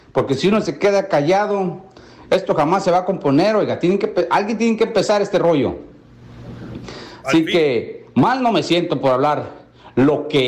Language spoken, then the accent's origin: Spanish; Mexico; Porque soy mexicano.